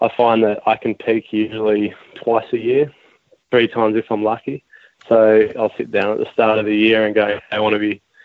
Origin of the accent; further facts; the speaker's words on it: Austinville, New South Wales North Coast, Australia; I grew up in Austinville, a small town on the New South Wales North Coast, and I live 15 minutes down the road from there now.